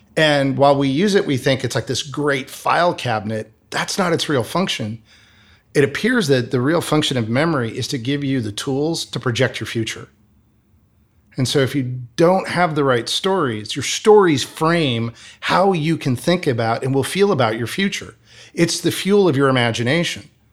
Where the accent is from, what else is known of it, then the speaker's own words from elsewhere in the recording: Michigan, United States; moved away as an adult; also born or lived in Arizona; I grew up in the Midwest in Michigan